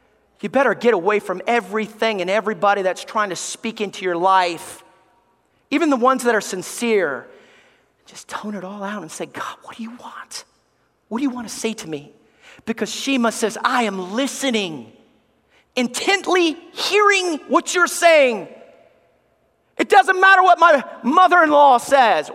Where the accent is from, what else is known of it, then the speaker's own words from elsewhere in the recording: Alabama, United States; moved away; I love Alabama. I love growing up in the South. I miss the South